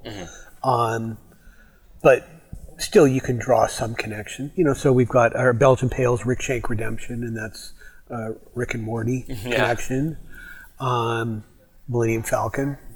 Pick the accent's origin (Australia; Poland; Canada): Canada; moved away as an adult; also born or lived in Detroit, Michigan, United States / British Columbia; now in Bellingham, United States; I grew up in Canada, but I have the papers